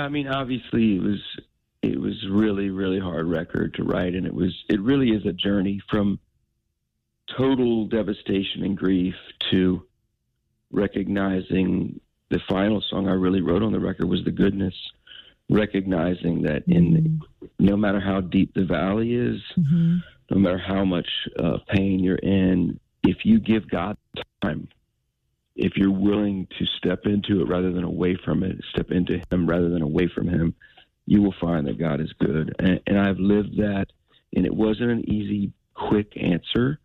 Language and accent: English; Nashville, Tennessee, United States; Nashville, my hometown